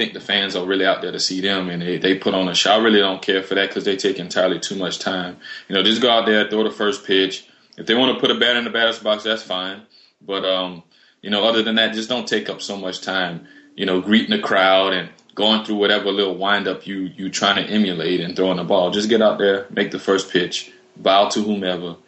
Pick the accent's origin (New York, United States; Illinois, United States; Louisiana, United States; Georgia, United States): Louisiana, United States; New Iberia; my hometown, New Iberia, Louisiana